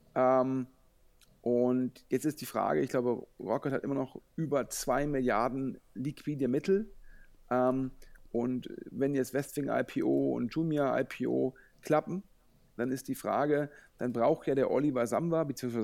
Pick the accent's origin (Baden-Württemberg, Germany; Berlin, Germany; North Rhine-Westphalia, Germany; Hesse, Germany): North Rhine-Westphalia, Germany; Düsseldorf; als Düsseldorfer